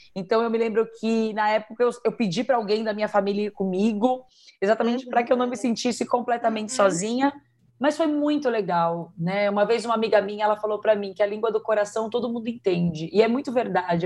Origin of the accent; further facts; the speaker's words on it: Brazil; nós somos brasileiras